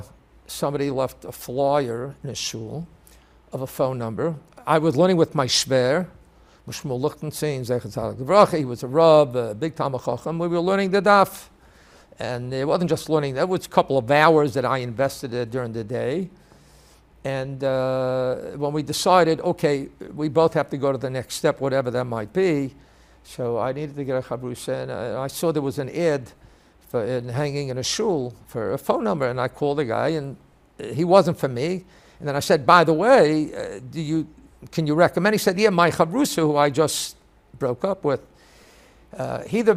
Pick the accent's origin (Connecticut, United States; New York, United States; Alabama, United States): New York, United States; New York City; I grew up in Borough Park